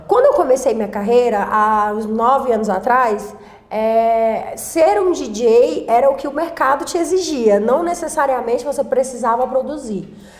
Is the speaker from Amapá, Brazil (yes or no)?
yes; Macapá, Amapá, Brazil; moved away as an adult; also born or lived in São Paulo; now in Goiás, Brazil; lá na minha cidade, em Macapá